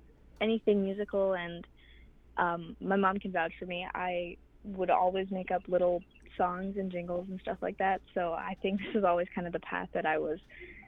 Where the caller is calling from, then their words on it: New York, United States; Home reservation of Wakusetsnet, right on the border of Canada and America, New York and Ontario.